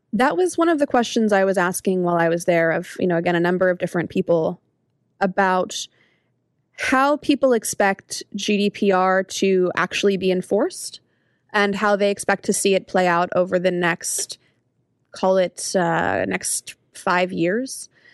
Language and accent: English; United States; as an American